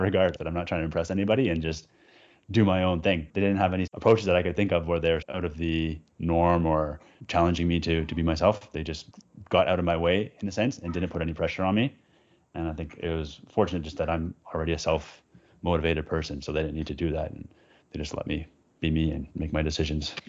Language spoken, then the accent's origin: English; Vancouver, British Columbia, Canada; I grew up in Vancouver, Canada